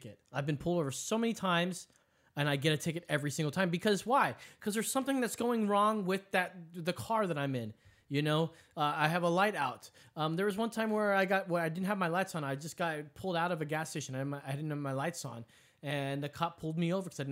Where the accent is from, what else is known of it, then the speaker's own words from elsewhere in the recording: Philippines; I'm Filipino.